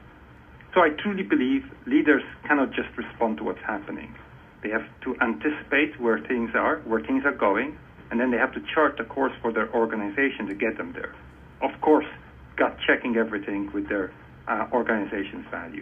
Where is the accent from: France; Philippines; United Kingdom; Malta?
Malta; moved away as an adult; now in United States; I was born and raised in Malta